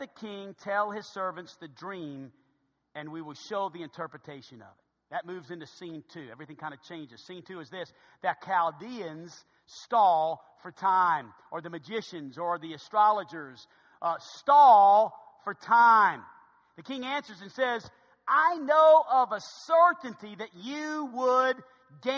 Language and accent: English; New Orleans, Louisiana, United States; my hometown of New Orleans